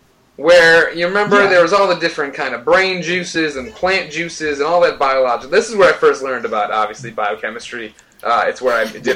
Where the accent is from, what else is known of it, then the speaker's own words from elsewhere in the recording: Chicago, Illinois, United States; now in San Francisco, United States; I'm originally from Chicago.